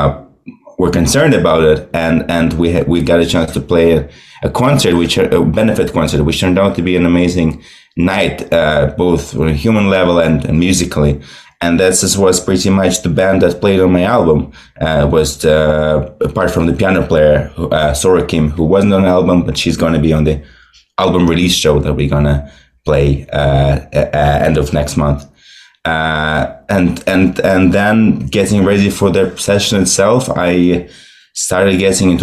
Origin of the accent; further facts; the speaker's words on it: Moscow, Russia; moved away as an adult; now in Brooklyn, United States; So I was born and raised in Russia, in Moscow.